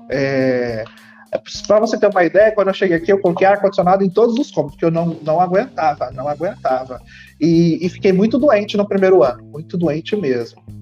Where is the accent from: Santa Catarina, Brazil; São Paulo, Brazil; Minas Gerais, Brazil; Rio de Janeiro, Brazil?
São Paulo, Brazil; now in Mato Grosso, Brazil; Eu sou de São Paulo. Sou de São, São Paulo. Paulo, na Grande São Paulo. Depois eu morei um tempo no interior de São Paulo, basicamente ali na região de Rio Preto, e estou aqui em Mato Grosso há seis anos agora.